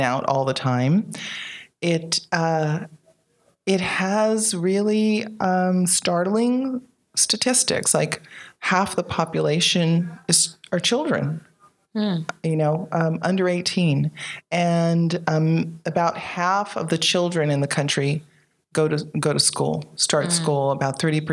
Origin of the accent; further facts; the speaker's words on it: Bay Area, California, United States; also born or lived in Belize / Compton, California; I grew up in the Bay Area, and I had a lot of family there at the time, and we all grew up together